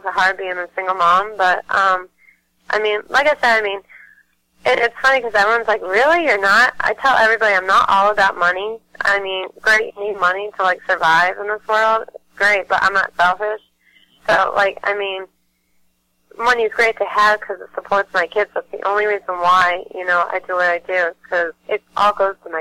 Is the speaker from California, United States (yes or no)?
no; Massachusetts, United States; I'm from Mass